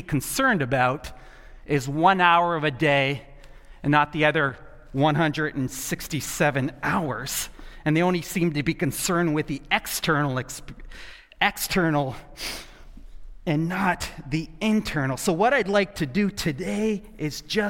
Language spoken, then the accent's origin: English; the South, United States; moved away; I grew up in the South, and something that was just laid into me at a very young age. I grew up in the tobacco capital of the world